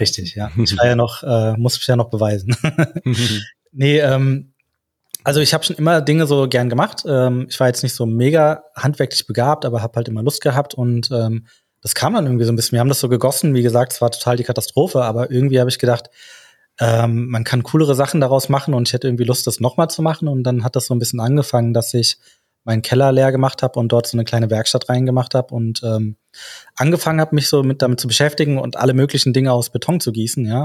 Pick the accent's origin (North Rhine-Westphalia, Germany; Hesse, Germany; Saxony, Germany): Hesse, Germany; Frankfurt; wir sind aus Frankfurt